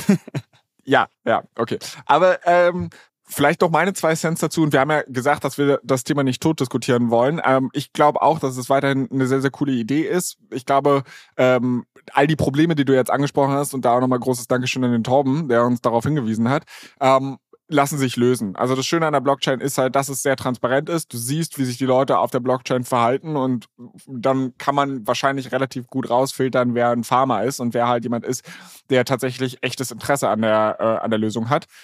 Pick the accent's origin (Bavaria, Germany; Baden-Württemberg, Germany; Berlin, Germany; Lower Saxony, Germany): Berlin, Germany; now in Hamburg, Germany; ich komme ursprünglich aus Berlin